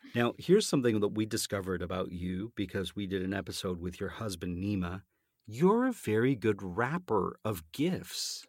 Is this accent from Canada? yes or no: yes; Canada; accent: Canadian; my Canadian accent